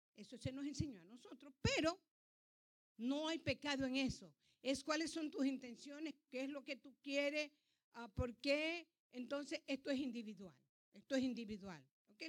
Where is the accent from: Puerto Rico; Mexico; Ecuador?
Ecuador; Ancón, Santa Elena; now in United States; yo nací en el Ecuador, dice la partida de nacimiento mía. Que yo nací en el Ecuador. Y es más, nací en un pueblo chiquito llamado Ancón